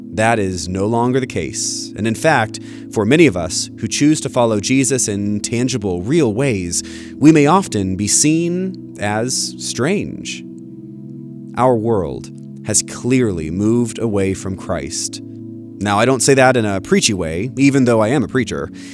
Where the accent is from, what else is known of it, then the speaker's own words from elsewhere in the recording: Florida, United States; growing up in Florida with many Jewish friends